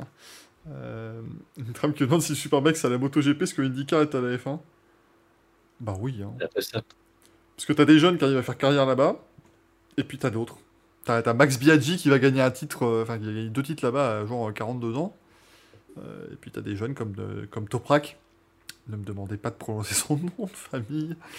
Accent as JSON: {"language": "French", "country": "France", "said": "on reste français"}